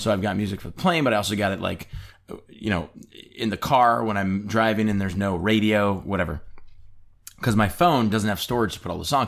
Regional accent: Michigan, United States; we're both from Michigan.

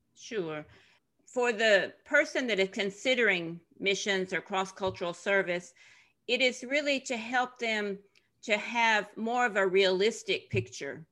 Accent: Tennessee, United States; moved away as an adult; also born or lived in Ivory Coast / Middle East and North Africa; I'm from Tennessee originally. and very typical, what you would think of as a Southern girl

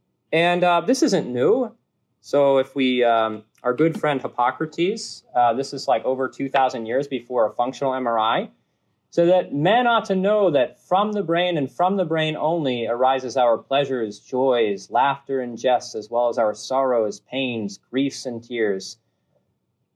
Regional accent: New England, United States; moved away; I'm from New England

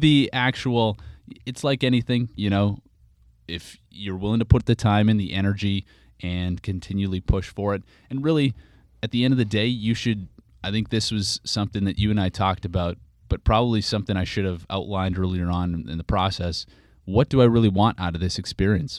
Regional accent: Regina, Saskatchewan, Canada; moved away as an adult; now in San Francisco, United States; my hometown, of Regina

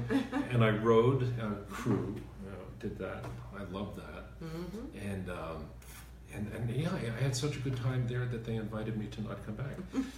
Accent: Alpine, New Jersey, United States; also born or lived in Washington, D.C. / Manhattan, New York / Connecticut; I grew up in New Jersey, born in D.C., grew up in New Jersey and in Manhattan and in Connecticut. Went to school in Connecticut.

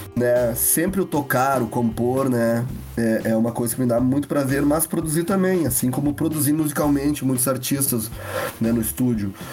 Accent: Lagoa Vermelha, Rio Grande do Sul, Brazil; moved away as an adult; now in Porto Alegre, Brazil; vim da cidade de Lagoa Vermelha, interior do Rio Grande do Sul, morar em Porto Alegre em 2000

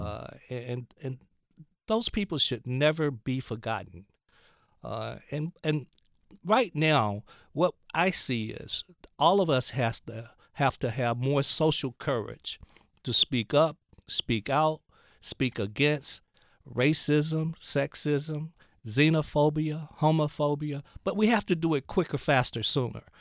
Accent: Gadsden, Alabama, United States; I grew up in Gadsden, Alabama

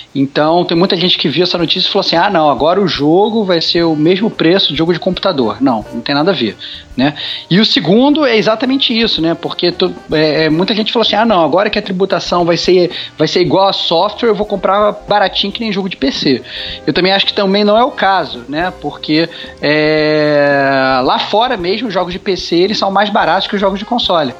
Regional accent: Brazil; como, como brasileiros

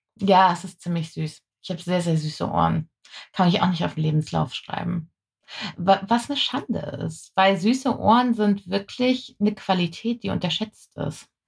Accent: Germany

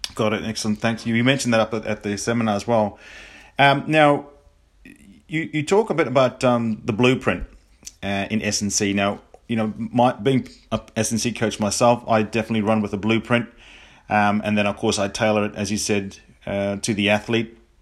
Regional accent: New Zealand; me being being a Kiwi

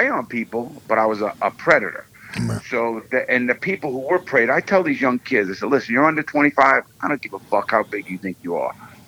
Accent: New York City, New York, United States; I grew up in the Bronx in Brooklyn, New York.

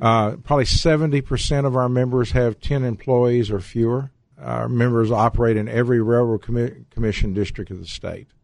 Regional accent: Abilene, Texas, United States; also born or lived in Fort Stockton, Texas (family) / Trans-Pecos, Texas (family); I grew up in Abilene

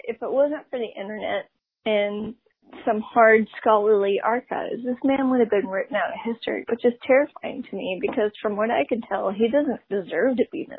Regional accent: the South, United States; Let's talk about the South. I'm from the South. We have a lot of cicadas. We call them June bugs.

